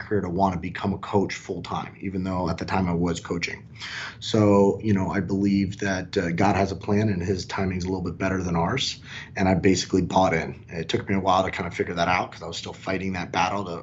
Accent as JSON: {"language": "English", "town": "Miami", "region": "Florida", "country": "United States", "tie": "born or raised there", "said": "I was born and raised in Miami"}